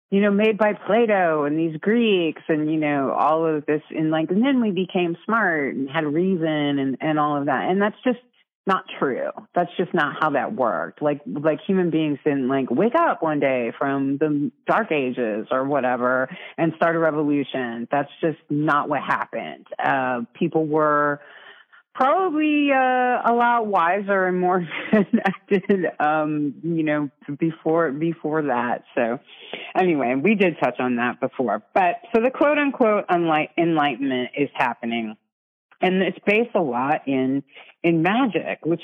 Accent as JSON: {"language": "English", "country": "Ireland", "said": "I'm Irish."}